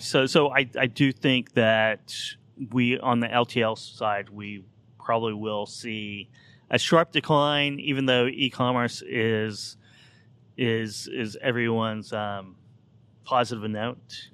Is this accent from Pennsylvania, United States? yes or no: no; Oklahoma, United States; I grew up in Oklahoma in the eighties during the oil depression there